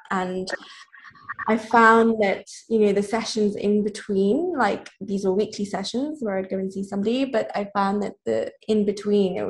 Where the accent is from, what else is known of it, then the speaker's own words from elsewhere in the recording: Nairobi, Kenya; I grew up in Nairobi, Kenya. So I spent a lot of my childhood and teenage years there.